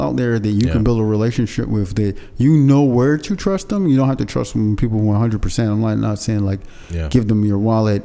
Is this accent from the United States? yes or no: no; Barbados; so I'm from Barbados.